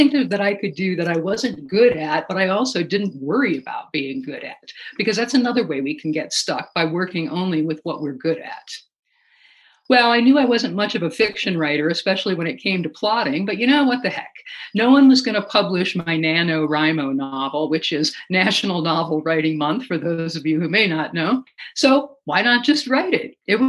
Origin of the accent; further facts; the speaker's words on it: Alaska, United States; growing up in Alaska